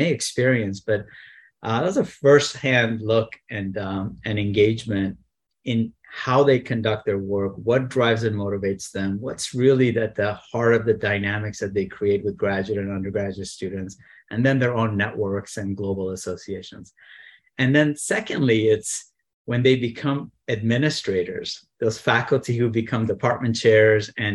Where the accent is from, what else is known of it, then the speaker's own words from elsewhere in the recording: San Diego, California, United States; I grew up in San Diego